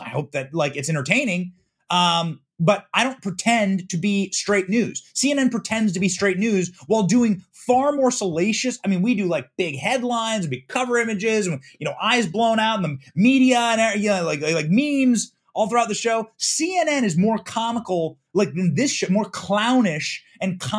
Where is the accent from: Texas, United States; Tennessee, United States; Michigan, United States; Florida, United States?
Florida, United States; Tampa; That's my hometown.